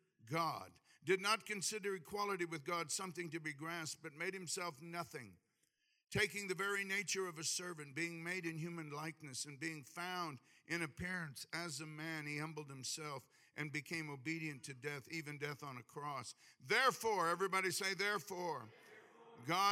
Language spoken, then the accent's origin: English; Hawaii, United States; I'm from Hawaii